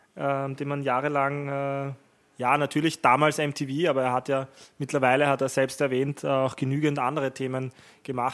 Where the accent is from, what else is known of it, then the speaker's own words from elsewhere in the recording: Vienna, Austria; bei uns in Wien